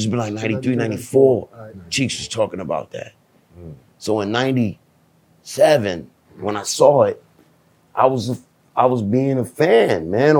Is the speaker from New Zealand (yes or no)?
no; Jamaica; Look, man, I'm Jamaican, man. I got whipped a lot as a child, dog.